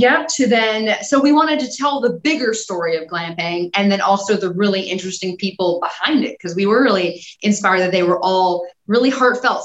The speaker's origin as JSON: {"language": "English", "town": "Los Angeles", "region": "California", "country": "United States", "tie": "born or raised there", "said": "I grew up in Los Angeles"}